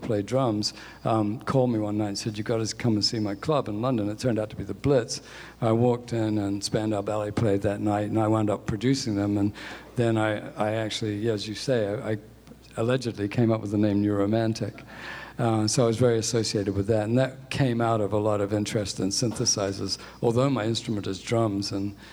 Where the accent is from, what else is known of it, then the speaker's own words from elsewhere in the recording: New Zealand; moved away as an adult; also born or lived in England; I grew up in New Zealand, although I was born in England